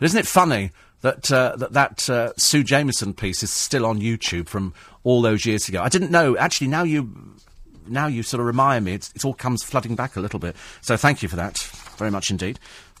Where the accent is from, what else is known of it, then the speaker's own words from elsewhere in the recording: Blackpool, North West England, United Kingdom; here in my hometown of Blackpool, not everyone is tat, nor is everywhere tacky.